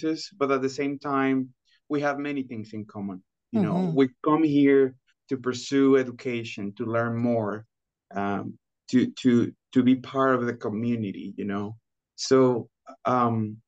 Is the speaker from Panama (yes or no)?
yes; Los Anastasios, Chiriquí, Panama; English is a second language; moved away as an adult; now in Arkansas, United States; So, originally, I am from Panama. I am from a small town in the province of Chiriquí called Los Anastasios